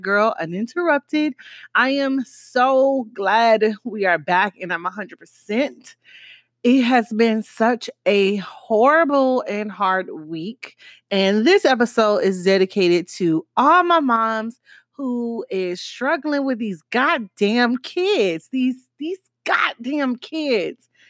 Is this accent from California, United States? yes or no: no; Miami, Florida, United States; accent: Miami; my Miami accent